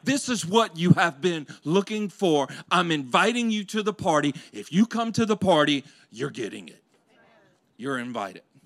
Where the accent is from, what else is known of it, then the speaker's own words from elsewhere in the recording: Louisiana, United States; growing up in Louisiana